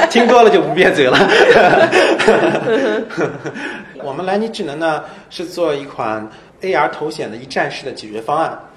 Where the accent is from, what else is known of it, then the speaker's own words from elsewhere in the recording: Urumqi, Xinjiang, China; also born or lived in Seattle; now in Shanghai, China; 我在乌鲁木齐长大